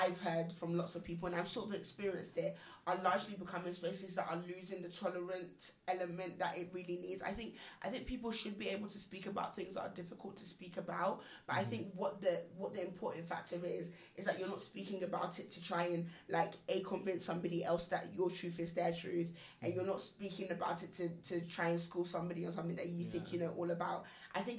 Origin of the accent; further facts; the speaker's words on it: London, United Kingdom; moved away as an adult; I grew up in London.